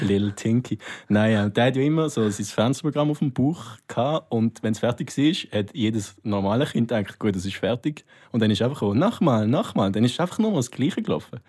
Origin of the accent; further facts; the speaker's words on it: Nunningen, Solothurn, Switzerland; mein Dorf, wo ich herkomme, heisst Nunningen